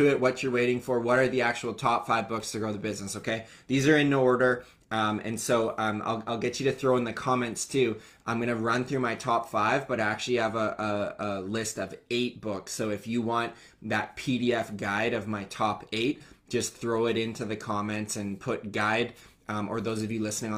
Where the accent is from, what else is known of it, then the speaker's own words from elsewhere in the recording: Canada; I came back to my hometown in Canada